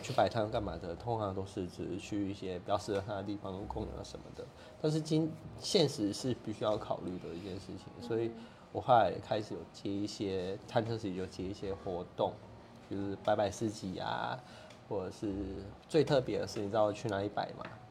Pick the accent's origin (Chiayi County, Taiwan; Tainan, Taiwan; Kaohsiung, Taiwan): Kaohsiung, Taiwan; 高雄人 嗯。啊，所以就在这边嘛，因为这是我的故乡